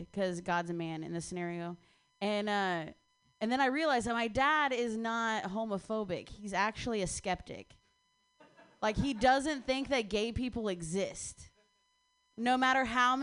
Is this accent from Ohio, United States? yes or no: yes; Ohio, United States; I grew up in Ohio